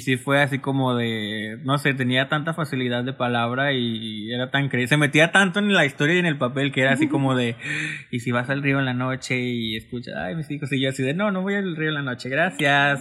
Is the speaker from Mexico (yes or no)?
yes; Mexico; somos de México